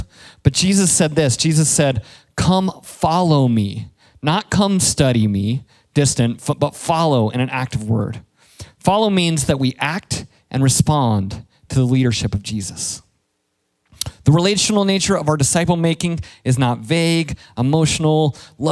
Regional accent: Colorado, United States; moved away; I'm from Colorado

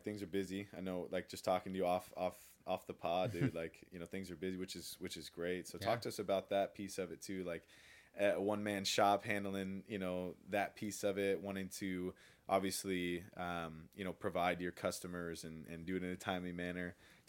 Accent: California, United States; I'm a Polynesian, born and raised in Orange County, and I've never ridden a wave.

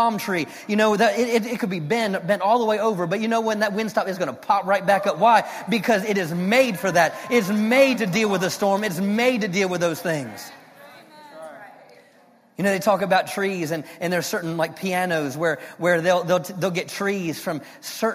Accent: Maryland, United States; moved away as an adult; now in Fort Worth, United States; I'm from Maryland, though, and we have like pine trees

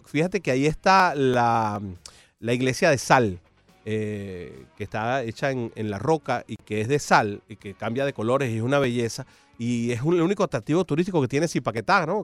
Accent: Venezuela; now in Miami, United States; como venezolano

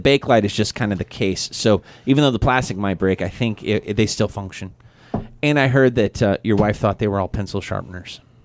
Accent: Missouri, United States; accent: Midwest; moved away as an adult; I was growing up in Missouri.

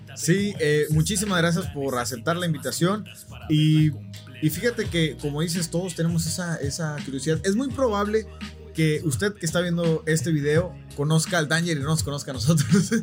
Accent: Tijuana, Baja California, Mexico; nosotros eh, somos de Tijuana

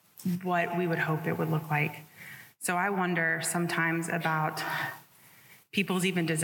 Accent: Rocky Mount, Virginia, United States; I'm from Rocky Mount, Virginia.

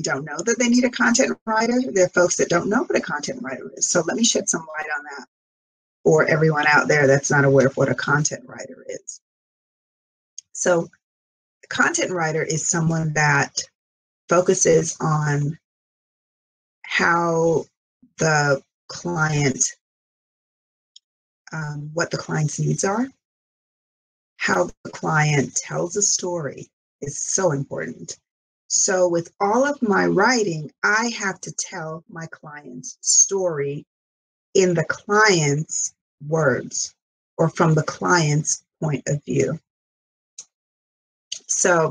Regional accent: Jamaica; now in United States; growing up on the British system in Jamaica

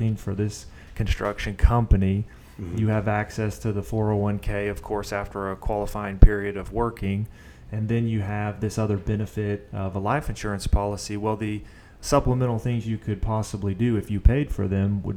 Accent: Oklahoma City, Oklahoma, United States; I'm from Northwest Oklahoma City, born and raised

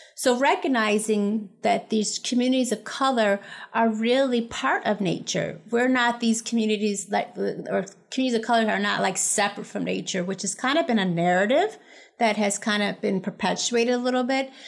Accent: Buffalo, New York, United States; moved away; I grew up in Buffalo, New York.

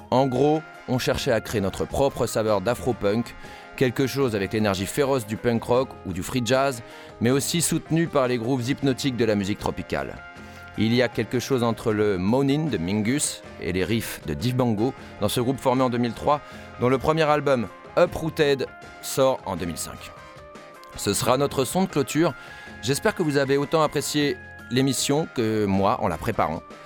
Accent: France; chez nous, en France

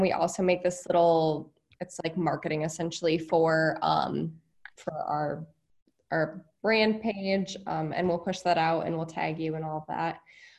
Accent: New York City, New York, United States; I worked at a camp in upstate New York, actually, but I grew up around New York City constantly.

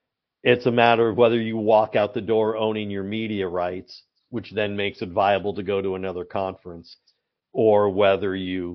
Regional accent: Southern California, United States; Remember, I grew up in Southern California. I grew up a lifelong Angels fan.

